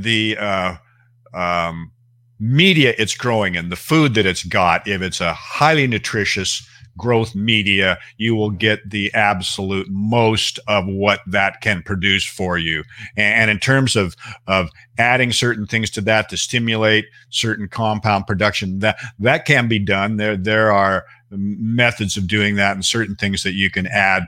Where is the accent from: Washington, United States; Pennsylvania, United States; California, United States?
Washington, United States; Seattle; also born or lived in Bellingham, Washington; I was raised in Seattle